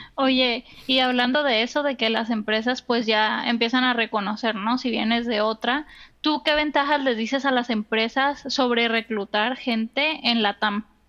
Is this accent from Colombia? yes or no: no; Mexico; soy mexicana